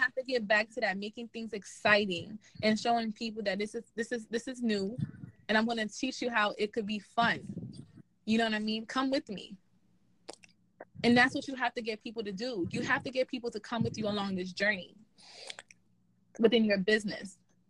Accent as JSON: {"language": "English", "country": "Haiti", "said": "So, like I said, I'm from Haiti, right? I'm from Haiti, and one thing, in any platform and anywhere I go, two things you're going to know about me."}